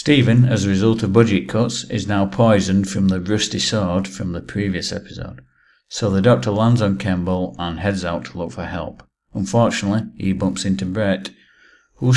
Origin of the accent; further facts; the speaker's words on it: England, United Kingdom; I'm English